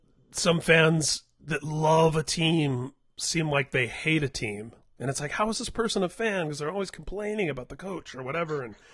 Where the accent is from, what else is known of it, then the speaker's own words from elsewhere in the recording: Indiana, United States; I grew up in Indiana.